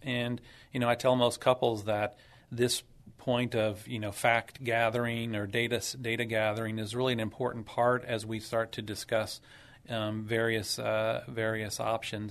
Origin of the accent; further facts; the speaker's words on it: San Antonio, Texas, United States; also born or lived in Dallas / Phoenix / Boston; hometown San Antonio grown, grew up and, uh, was born and raised here